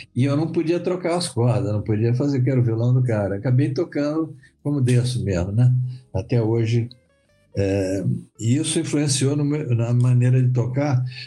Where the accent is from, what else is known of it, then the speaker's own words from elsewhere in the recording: Rio de Janeiro, Brazil; also born or lived in Vitória, Espírito Santo; eu vim muito cedo para o Rio, só vim com três anos de idade, né? Então eu, eu falo, eu sou carioca, na verdade, mas adoro minha terra